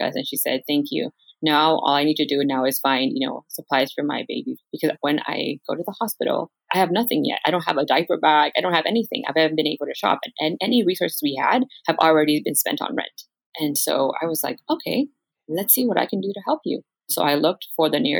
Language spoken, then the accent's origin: English; Los Angeles, California, United States; I come from South LA.